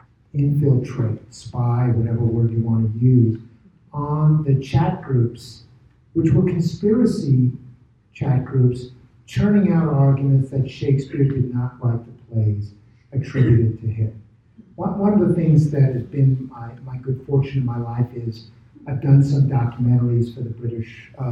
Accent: New York City, New York, United States; I'm from Brooklyn.

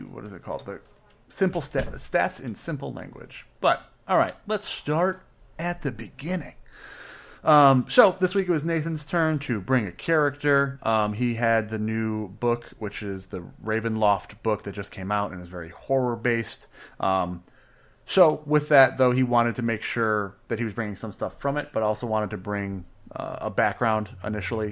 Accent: Midwest, United States; We're from the Midwest. If we don't mumble, we're not really from there

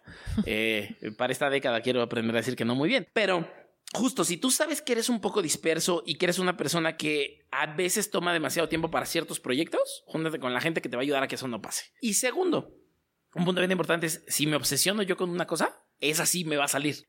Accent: Mexico City, Mexico; Yo soy de Azcapotzalco, pegadito chagaray

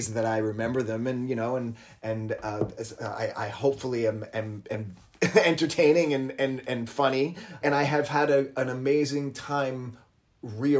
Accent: New York City, New York, United States; also born or lived in Long Island; I grew up in New York City and Long Island

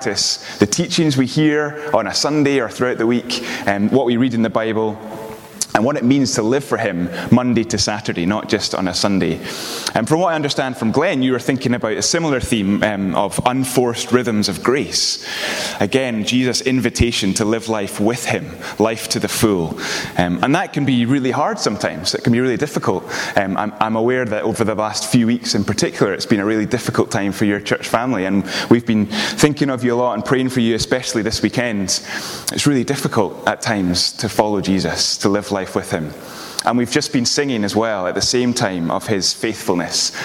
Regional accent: Edinburgh, Scotland, United Kingdom; moved away as an adult; also born or lived in Aberdeen; now in Glasgow, United Kingdom; I do live in Glasgow. I am originally from Edinburgh

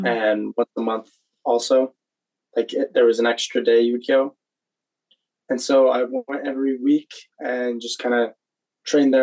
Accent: Utah, United States; So I grew up in Utah. My dad is from Vanuatu and from Utah.

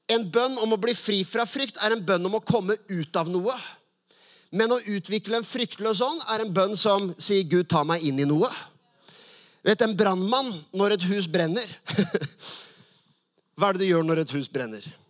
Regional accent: Oslo, Norway; Jeg vokste opp på Furuset og Lindeberg

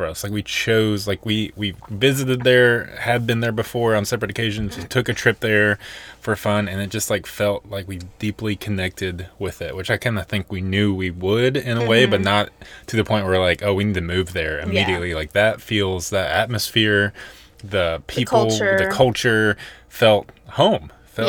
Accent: Nashville, Tennessee, United States; moved away as an adult; also born or lived in Colorado / Arizona; we were born and raised and spent most of my time in Nashville, but now we live in Colorado.

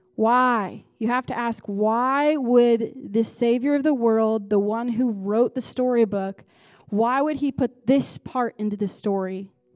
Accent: United States; moved away; I'm American

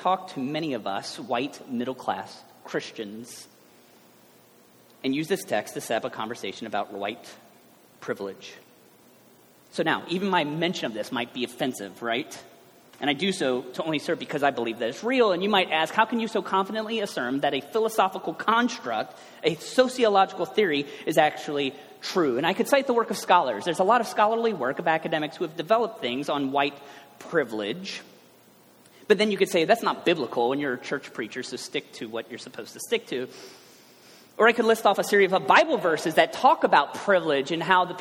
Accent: Cincinnati, Ohio, United States; I'm from the west side

